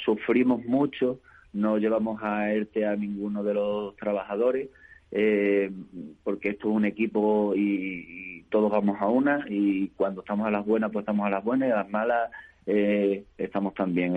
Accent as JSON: {"language": "Spanish", "town": "Monesterio", "region": "Extremadura", "country": "Spain", "tie": "born or raised there", "said": "mi pueblo de Monesterio"}